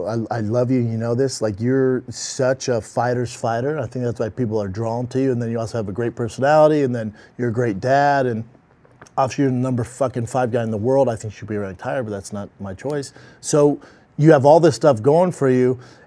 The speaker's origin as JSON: {"language": "English", "town": "Miami", "region": "Florida", "country": "United States", "said": "Yeah, and I'm from Miami, from the streets."}